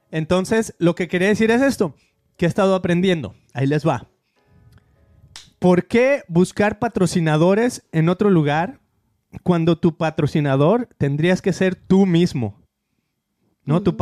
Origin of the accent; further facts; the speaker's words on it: Argentina; Yo te diré que yo que soy de Argentina